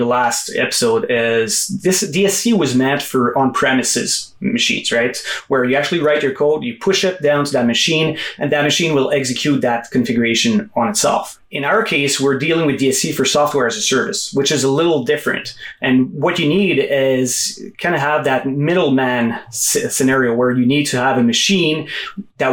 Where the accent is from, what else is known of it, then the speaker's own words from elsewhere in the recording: Quebec, Canada; also born or lived in Gatineau, Quebec; I'm actually from Quebec. So I'm in a city called Gano, which is right across from Ottawa, about 2 hours from Montreal